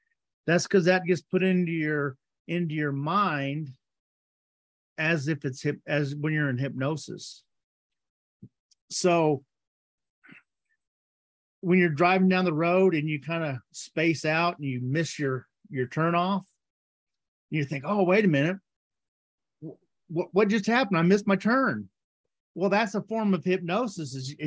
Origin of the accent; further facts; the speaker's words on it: the South, United States; I grew up in the South. The South is the Bible Belt.